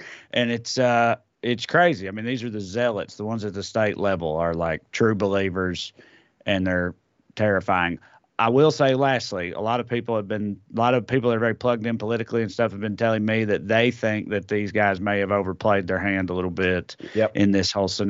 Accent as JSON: {"language": "English", "region": "Tennessee", "country": "United States", "said": "I'm from Tennessee."}